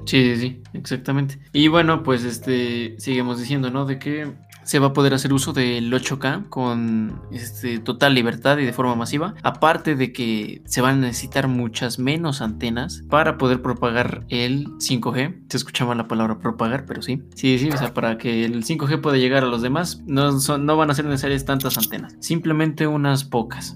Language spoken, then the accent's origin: Spanish; Mexico; somos mexicanos